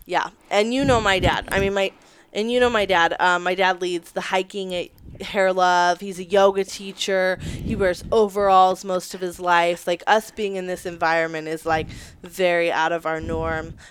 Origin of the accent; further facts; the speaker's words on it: Las Vegas, Nevada, United States; I'm from Las Vegas originally, born and raised there